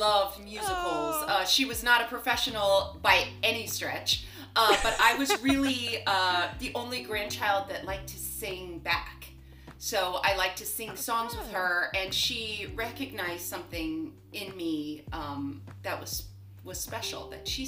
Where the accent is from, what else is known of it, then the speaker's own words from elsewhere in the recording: Los Angeles, California, United States; I grew up in Los Angeles